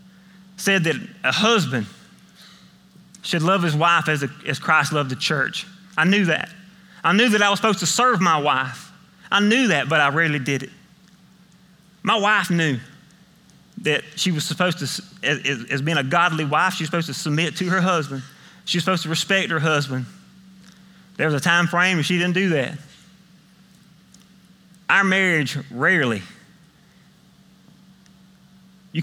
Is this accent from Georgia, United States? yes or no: yes; Millen, Georgia, United States; accent: country; I'm from Millen. I grew up in Millen, went to high school in Millen. So if you can't understand some of my country dialect